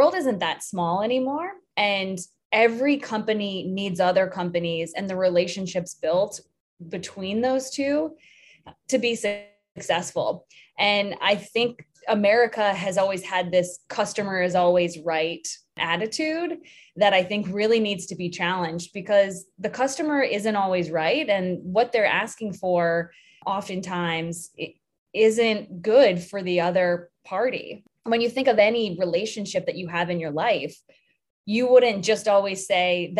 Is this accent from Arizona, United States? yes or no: no; Richmond, Virginia, United States; I grew up in Richmond, Virginia, which in the 80s and 90s wasn't the easiest place to be a tomboy